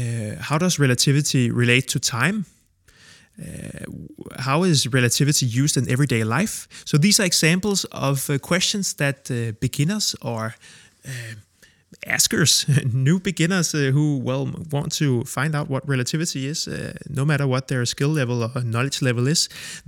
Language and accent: English; Copenhagen, Capital Region of Denmark, Denmark; I'm 32 from Copenhagen, Denmark, and I make a living from explaining.